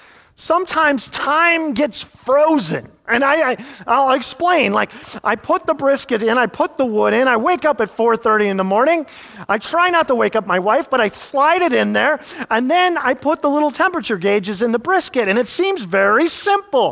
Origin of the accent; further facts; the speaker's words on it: Iowa, United States; now in Lake Mary, United States; growing up in Iowa